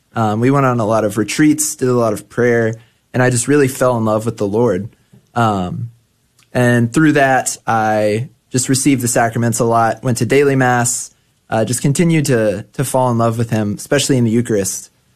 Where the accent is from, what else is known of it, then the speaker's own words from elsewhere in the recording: Grand Prairie, Texas, United States; I grew up in Grand Prairie, Texas